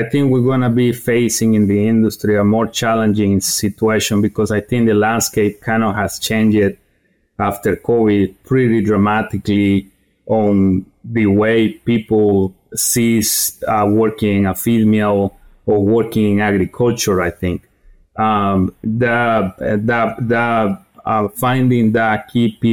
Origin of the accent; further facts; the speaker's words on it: eastern Guatemala, Guatemala; moved away as an adult; also born or lived in North Carolina, United States; now in United States; I grew up in Guatemala, eastern part of Guatemala. After college, I got the opportunity, you know, to move into the United States